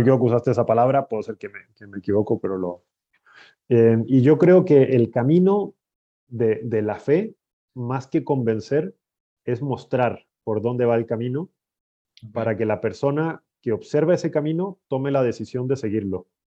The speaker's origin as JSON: {"language": "Spanish", "country": "Chile", "also_born_or_lived": "Brazil / Italy / Spain", "moved": "as an adult", "lives_now": "Mexico", "said": "soy de Chile."}